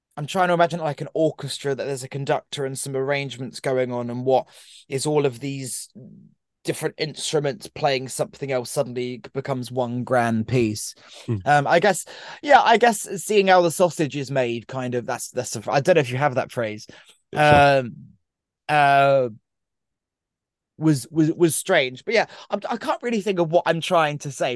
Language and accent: English; Brighton, South East England, United Kingdom; my hometown of Brighton